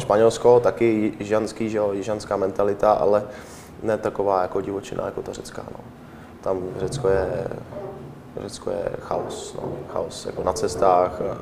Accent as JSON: {"language": "Czech", "country": "Czechia", "moved": "as an adult", "said": "jsme Češi"}